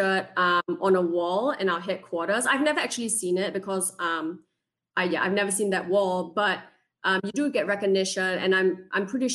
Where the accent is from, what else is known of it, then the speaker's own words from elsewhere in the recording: Singapore; also born or lived in West Virginia; now in Pittsburgh, United States; I'm originally from Singapore